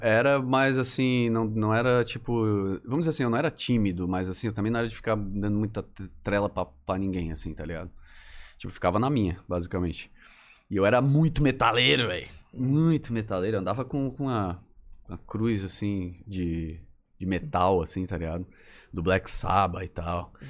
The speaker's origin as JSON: {"language": "Portuguese", "town": "Florianópolis", "region": "Santa Catarina", "country": "Brazil", "tie": "born or raised there", "said": "sou manezinho. Minha família, por parte de pai, toda"}